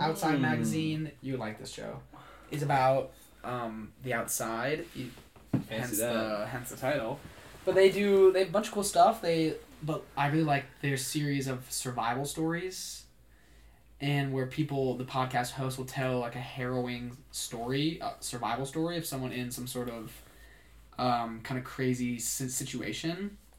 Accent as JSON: {"language": "English", "town": "Austin", "region": "Texas", "country": "United States", "said": "From Austin, Texas. I'm from Austin, Texas."}